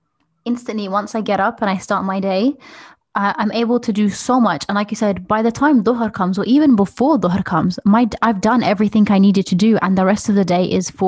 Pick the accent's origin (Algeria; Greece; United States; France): Algeria; moved away; I remember growing up in Algeria